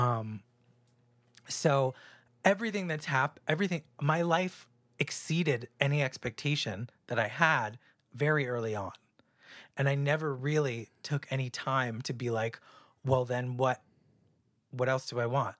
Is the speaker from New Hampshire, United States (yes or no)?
yes; New Hampshire, United States; born or raised there; moved away; also born or lived in New York